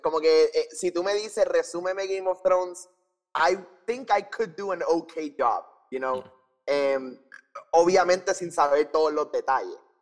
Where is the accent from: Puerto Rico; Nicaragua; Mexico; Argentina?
Puerto Rico; San Juan; Nací en San Juan, Puerto Rico, en el Hospital Auxilio Mutuo.